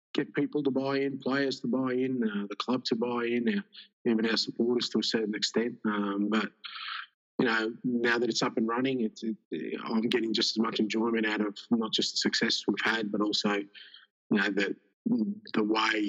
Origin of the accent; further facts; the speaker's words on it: Australia; also born or lived in Greece; I grew up in Australia